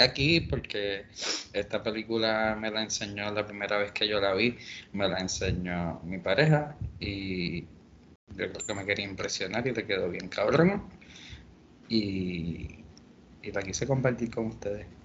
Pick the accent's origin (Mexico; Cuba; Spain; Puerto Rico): Puerto Rico; nosotros como puertorriqueños